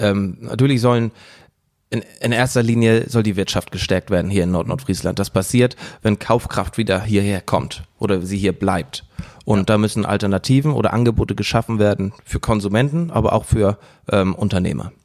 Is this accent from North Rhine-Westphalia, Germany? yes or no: no; Husum, Schleswig-Holstein, Germany; Also ich komme jetzt aus Husum